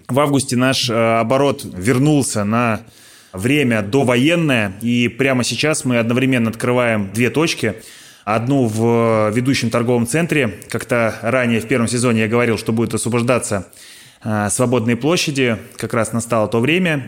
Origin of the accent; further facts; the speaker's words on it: Smolensk, Smolensk Oblast, Russia; ехал в родной город Смоленск